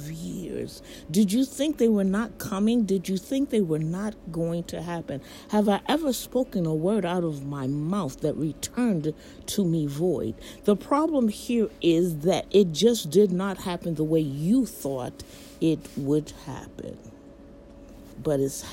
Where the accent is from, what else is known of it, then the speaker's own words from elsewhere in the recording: United States; as an American citizen